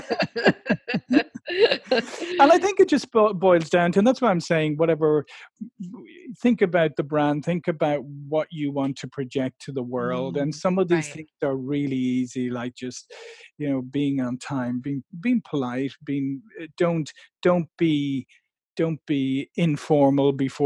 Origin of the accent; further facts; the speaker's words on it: Ireland; I come from a nation of people who think it's all right to be late for everything